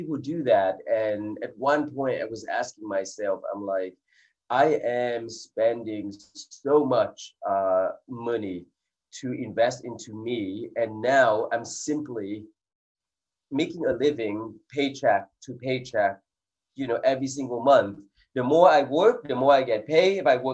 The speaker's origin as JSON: {"language": "English", "area": "Silicon Valley", "region": "California", "country": "United States", "tie": "born or raised there", "also_born_or_lived": "England", "said": "I grew up in Silicon Valley in California"}